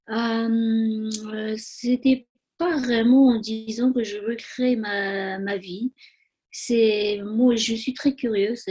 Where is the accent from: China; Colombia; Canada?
China; Tibet; French is a second language; moved away as an adult; also born or lived in Nepal / India; now in France; je suis née au Tibet j'ai grandi au Tibet, j'ai fait les études au Tibet.